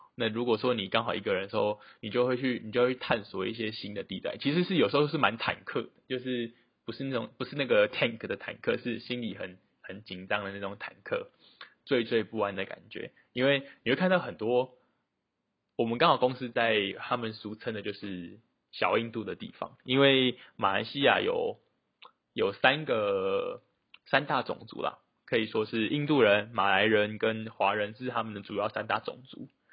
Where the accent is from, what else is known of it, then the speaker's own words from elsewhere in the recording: Taiwan; moved away as an adult; 我是台湾人